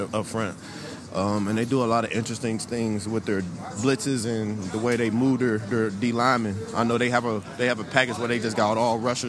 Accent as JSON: {"language": "English", "town": "Pittsburgh", "region": "Pennsylvania", "country": "United States", "moved": "yes", "said": "I'm from Pittsburgh"}